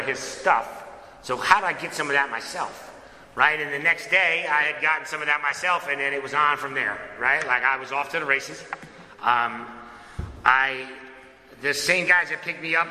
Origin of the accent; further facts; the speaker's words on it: Connecticut, United States; I was born and raised in Connecticut